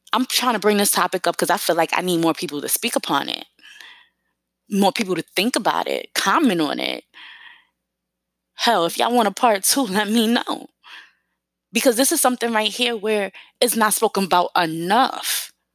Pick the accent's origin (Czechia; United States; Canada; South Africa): United States; New York City, New York; accent: New York; I grew up in East New York, Brooklyn, part of New York City, East New York, Brooklyn, Cypress Hills